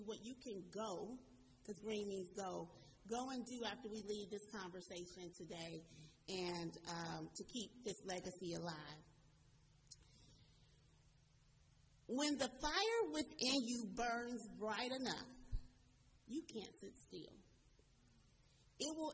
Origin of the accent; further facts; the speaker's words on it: Cleveland, Ohio, United States; I'm from Cleveland, Ohio